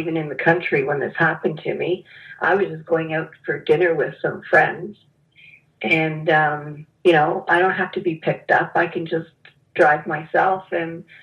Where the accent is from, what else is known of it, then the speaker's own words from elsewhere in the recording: Canada; moved away as an adult; also born or lived in Toronto, Canada / Dallas, United States; I'm Canadian living in Dallas.